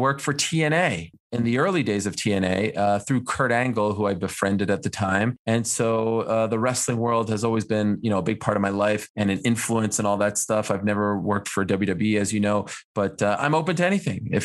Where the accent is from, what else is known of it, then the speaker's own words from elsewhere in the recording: Montreal, Quebec, Canada; moved away as an adult; also born or lived in Syracuse; where I grew up, I grew up in Montreal